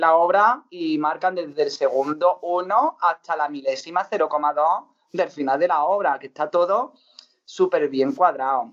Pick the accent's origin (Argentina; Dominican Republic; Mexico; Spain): Spain; Montilla, Andalusia; en mi pueblo, por ejemplo, que me quiere muchísimo en Montilla